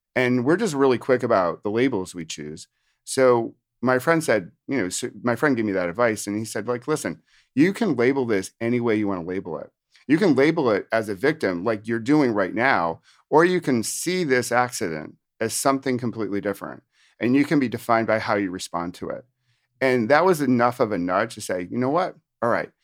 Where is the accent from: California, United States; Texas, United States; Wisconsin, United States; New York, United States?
New York, United States; upstate; also born or lived in Virginia / Washington, D.C.; now in New Jersey, United States; I'm from New Jersey, but actually from originally upstate New York